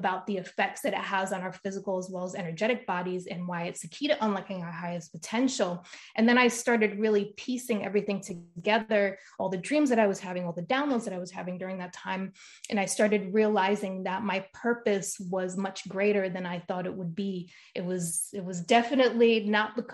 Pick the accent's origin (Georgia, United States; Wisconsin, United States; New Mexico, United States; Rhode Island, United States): Rhode Island, United States; moved away as an adult; now in California, United States; I'm from Rhode Island originally.